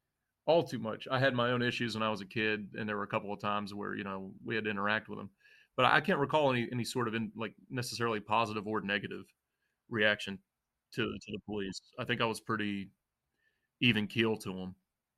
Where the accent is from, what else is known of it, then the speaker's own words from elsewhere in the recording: the South, United States; And it was weird because we grew up in the South, but we also were in a Lebanese house.